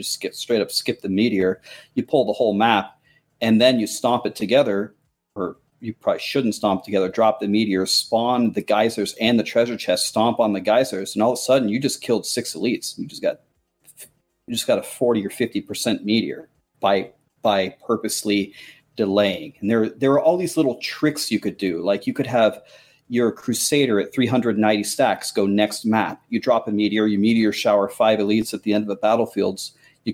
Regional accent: Nebraska, United States; I grew up in Nebraska

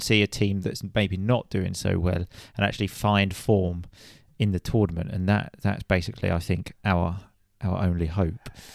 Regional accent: England, United Kingdom; we're English

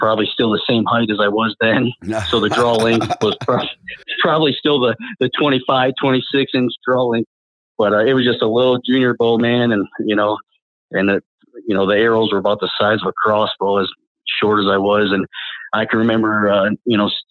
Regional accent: Flint, Michigan, United States; moved away as an adult; I grew up in Flint, Michigan. I was born and raised there

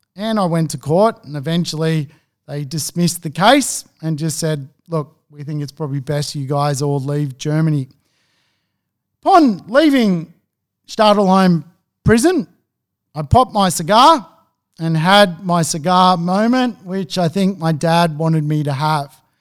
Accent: Sydney, New South Wales, Australia; moved away as an adult; also born or lived in Gothenburg, Sweden; I grew up in Beverly Hills nine oh two one oh

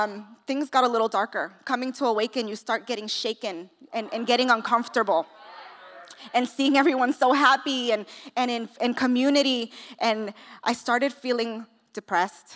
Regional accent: New York City, New York, United States; now in California, United States; I'm from New York. I don't know if you can hear the accent. I'm from the Bronx. I was raised in the projects

